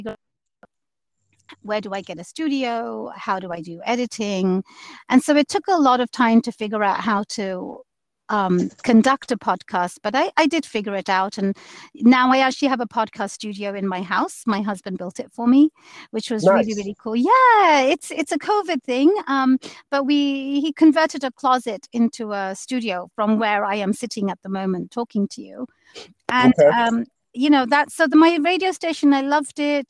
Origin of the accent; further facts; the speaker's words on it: London, United Kingdom; moved away as an adult; now in Seattle, United States; I grew up in London